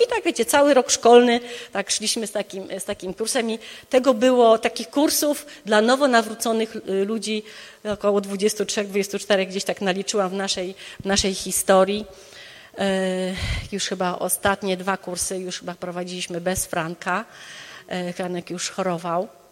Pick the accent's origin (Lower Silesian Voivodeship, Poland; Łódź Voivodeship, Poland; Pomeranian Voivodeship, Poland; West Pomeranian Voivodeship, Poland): Lower Silesian Voivodeship, Poland; Wrocław; moved away as an adult; also born or lived in United States; Ja się wychowałam, jestem rodowitą wrocławianką, wychowałam się tutaj